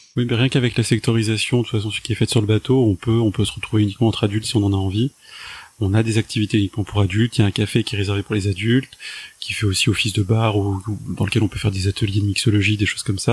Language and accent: French; France; en tant que Français